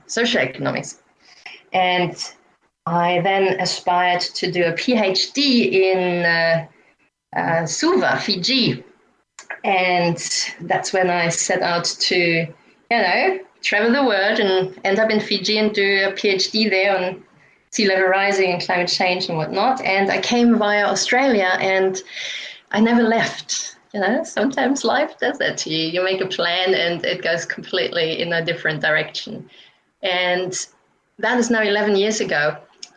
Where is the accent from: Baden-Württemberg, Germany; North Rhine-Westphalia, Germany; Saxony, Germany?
North Rhine-Westphalia, Germany; Aachen; moved away; I grew up in Germany on the border to Netherlands and Belgium, in a town called Aachen.